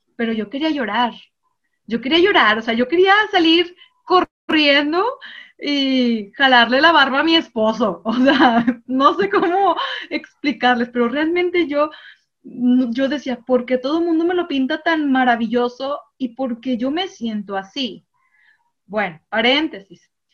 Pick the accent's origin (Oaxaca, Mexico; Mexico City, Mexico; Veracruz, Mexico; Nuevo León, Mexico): Nuevo León, Mexico; Monterrey; yo sí soy regiomontana